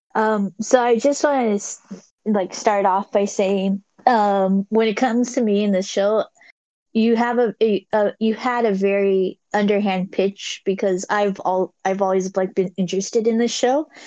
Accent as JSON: {"language": "English", "region": "California", "country": "United States", "said": "I'm I'm from California"}